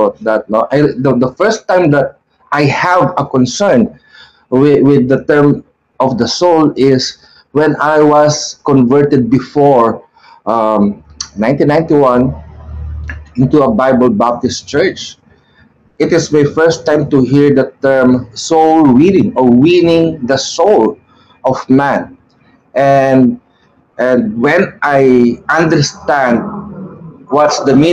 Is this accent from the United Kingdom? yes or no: no; Philippines; these are the ones that give us struggle as a Filipino of having our own identity